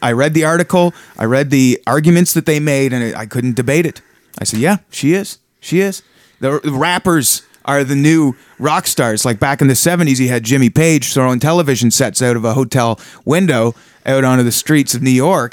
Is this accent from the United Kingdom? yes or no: no; small town Ontario, Canada; now in Toronto, Canada; I grew up in small town Ontario